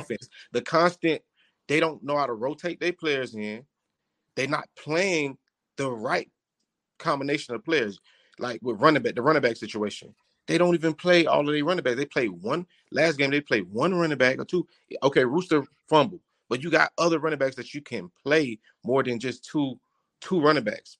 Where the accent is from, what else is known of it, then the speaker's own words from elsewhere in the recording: Miami, Florida, United States; I'm from Liberty City. I played at Miami High